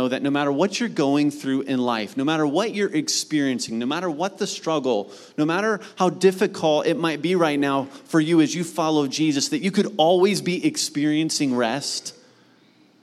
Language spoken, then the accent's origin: English; Mount Vernon, Ohio, United States; Where I grew up in Mount Vernon, Ohio, we had a ranch-style home